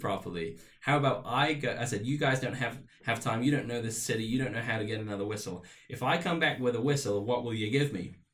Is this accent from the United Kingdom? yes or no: yes; Plymouth, South West England, United Kingdom; moved away as an adult; now in Rexburg, United States; I was about 16 years old in the south of England in Plymouth, which was my hometown at the time